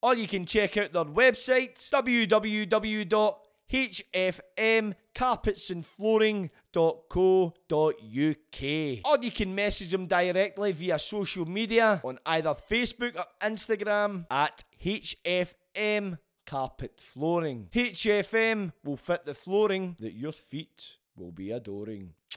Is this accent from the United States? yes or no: no; Glasgow, Scotland, United Kingdom; growing up in Glasgow